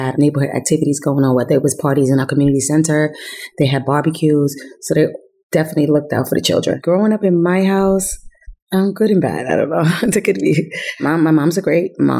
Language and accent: English; Yonkers, New York, United States; also born or lived in Germany; I grew up in Yonkers, New York. I was born in Germany. I'm an Army brat.